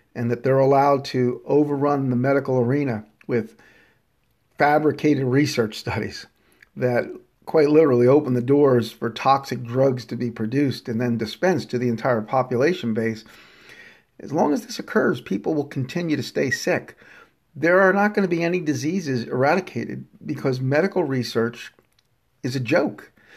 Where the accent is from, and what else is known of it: United States